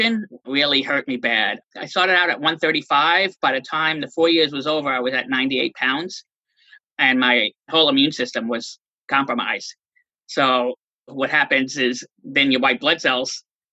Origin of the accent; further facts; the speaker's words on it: New York, United States; moved away; I was born and raised in New York, and I ended up moving back up to New York